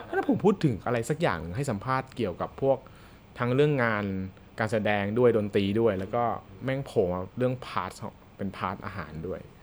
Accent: Bangkok, Thailand; เราคนกรุงเทพ

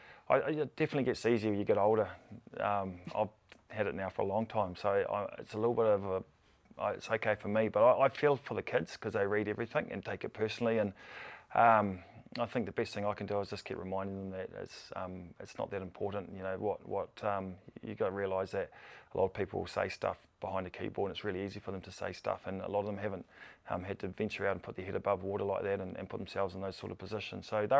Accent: Blenheim, Marlborough, New Zealand; moved away as an adult; also born or lived in Canterbury; Growing up in Marlborough, I love playing for the Red Devils

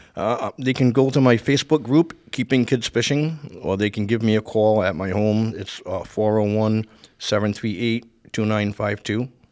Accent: Providence / Warwick, Rhode Island, United States; also born or lived in Providence, Rhode Island; now in Coventry, United States; I was born in Providence, Rhode Island. Uh, I moved to Warwick when I was eleven years old.

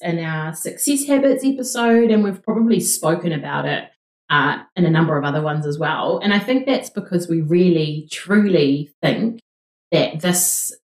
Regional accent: New Zealand; We're two Kiwi girls

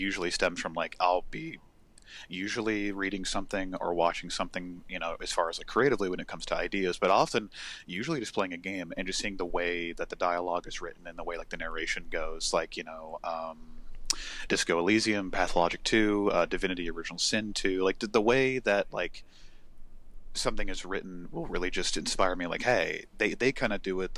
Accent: United States; I'm from America.

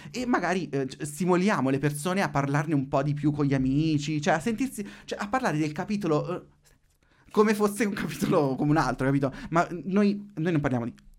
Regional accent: Marche, Italy; Io sono marchigiano

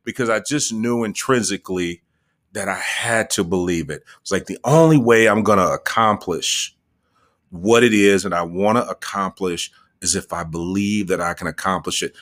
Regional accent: Muskegon, Michigan, United States; also born or lived in Grand Rapids, Michigan; I was born in Muskegon, Michigan, grew up primarily in Muskegon, between Muskegon and Grand Rapids, Michigan

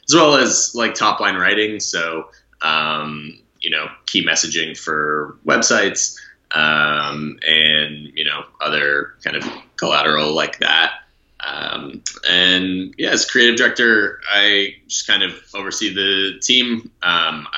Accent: Bay Area, California, United States; also born or lived in Boston, Massachusetts; when I was a little kid, we moved to the Bay Area

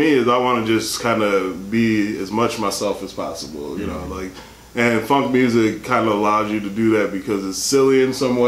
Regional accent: Milwaukee, Wisconsin, United States; I'm originally from Milwaukee, Wisconsin, a small town on the Great Lakes

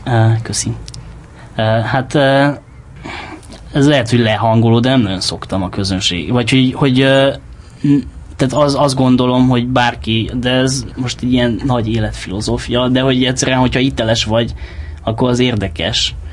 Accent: Cluj-Napoca, Cluj County, Romania; moved away as an adult; also born or lived in Galambod, Mureș County, Romania; now in Hungary; Galambodon, uh, Marosvásárhely mellett van egy falu, ahol édesapám lelkész volt, és ott tíz évig ott éltem, és aztán onnan Kolozsvárra átköltöztünk, és akkor Kolozsváron éltem 97-től 2011-ig, és 2011-ben jöttem ide

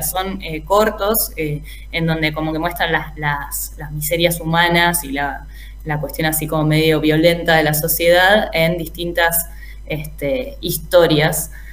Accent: Argentina; nosotros como argentinos

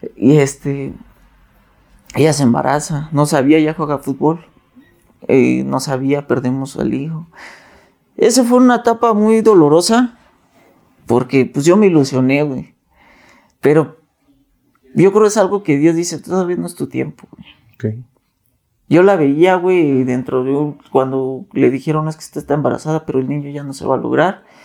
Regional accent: Nezahualcóyotl, State of Mexico, Mexico; yo vengo de Nezahualcóyotl, Estado de México.

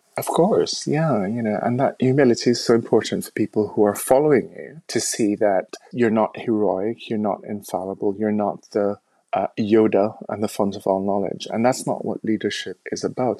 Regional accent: Jamaica; moved away as an adult; also born or lived in United States; now in United Kingdom; growing up in the Caribbean

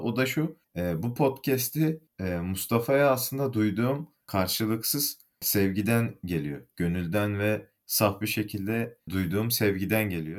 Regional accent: Malatya, Turkey; moved away as an adult; also born or lived in Bursa; now in Istanbul, Turkey; Aslen Kayısı'nın diyarı e, Malatyalıyım.

